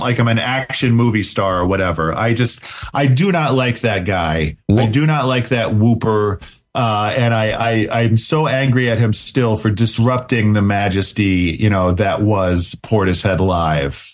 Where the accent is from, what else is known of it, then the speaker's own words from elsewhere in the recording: Cleveland, Ohio, United States; growing up in Ohio in the mid 90s